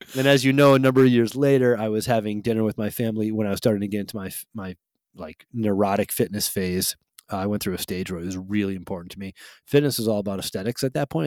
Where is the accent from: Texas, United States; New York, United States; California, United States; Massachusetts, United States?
Massachusetts, United States; Holyoke; the house that I grew up in Holyoke, Massachusetts